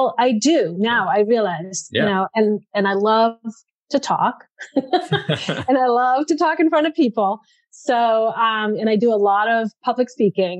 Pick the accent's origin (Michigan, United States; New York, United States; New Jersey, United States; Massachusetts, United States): Massachusetts, United States; Framingham; I grew up in Framingham, so I am a Middlesex girl